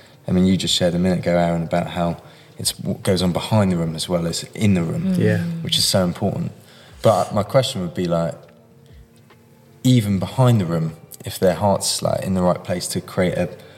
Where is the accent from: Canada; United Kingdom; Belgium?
United Kingdom; Brighton, South East England; I grew up in Brighton, which is generally a pretty white town